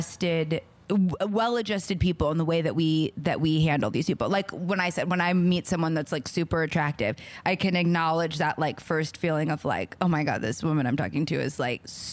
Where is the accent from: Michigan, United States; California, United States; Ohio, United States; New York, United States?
California, United States; Los Angeles; I grew up in Los Angeles